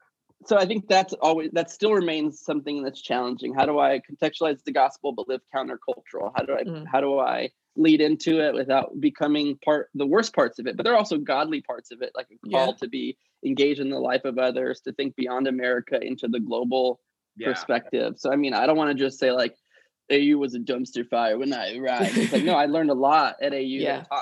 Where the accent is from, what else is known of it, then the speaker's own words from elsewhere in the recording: Alabama, United States; now in Washington, United States; Because Alabama was like college town, rural, sports driven, less social justice driven, less academically rigorous. And then DC is like the opposite, right?